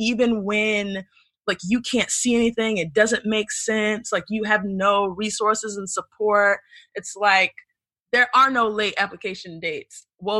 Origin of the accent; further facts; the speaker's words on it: Berrien Springs, Michigan, United States; I'm going to be in Berrien Springs for the rest of my life because I grew up in Berrien.